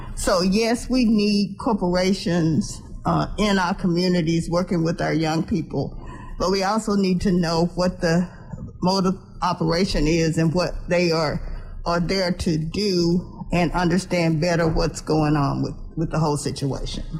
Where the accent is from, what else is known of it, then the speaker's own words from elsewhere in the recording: Dallas, Texas, United States; I grew up here in Dallas